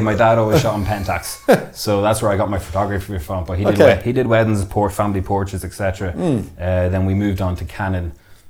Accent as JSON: {"language": "English", "town": "Blackrock", "region": "Leinster", "country": "Ireland"}